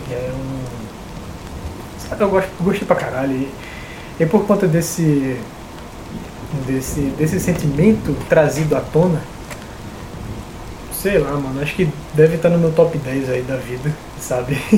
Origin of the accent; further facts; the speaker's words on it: Recife, Pernambuco, Brazil; E essa era a minha infância em Recife, era muito boa. E aí nas férias no interior eu ia jogar bola na rua, para balancear.